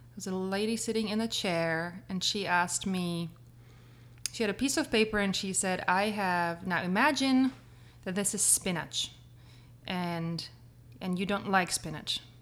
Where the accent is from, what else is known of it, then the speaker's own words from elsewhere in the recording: Prague, Czechia; moved away as an adult; grew up in Prague.